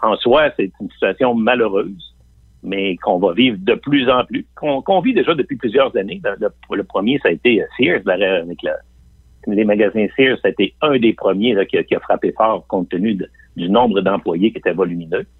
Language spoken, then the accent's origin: French; Quebec City, Quebec, Canada; moi-même, je viens de Limoilou